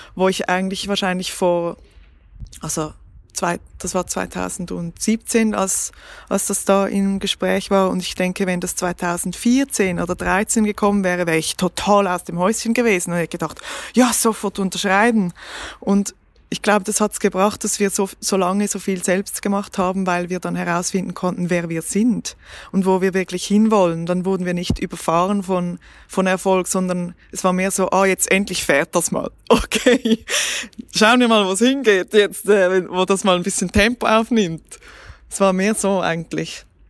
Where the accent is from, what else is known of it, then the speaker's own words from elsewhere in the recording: Switzerland; accent: Swiss German; first language Swiss German; dass ich mich auf Schweizerdeutsch nicht so ausdrücken kann, wie ich es gerne hätte, ähm, obwohl es meine Muttersprache ist